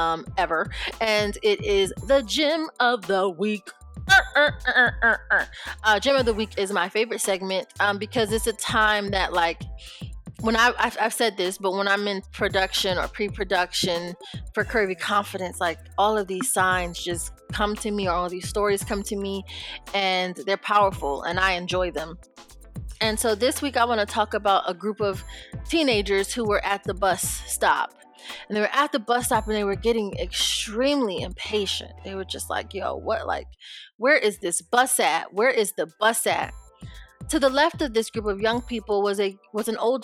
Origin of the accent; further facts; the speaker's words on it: Rochester, New York, United States; I'm from Rochester and not from Brooklyn